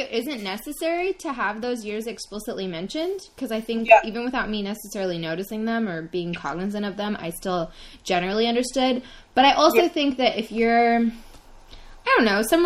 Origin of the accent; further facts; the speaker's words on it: United States; me as an American